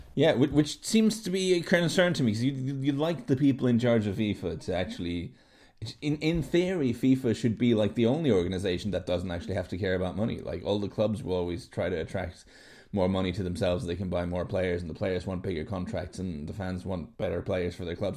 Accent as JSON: {"language": "English", "country": "Norway", "tie": "born or raised there", "said": "I grew up in Norway"}